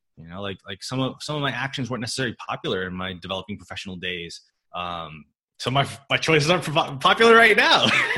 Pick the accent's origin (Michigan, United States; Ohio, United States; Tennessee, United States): Michigan, United States; born there; I was born in Michigan. Okay. Born in Midwest. Yeah. I'm a Gen 1, I think they call it, American.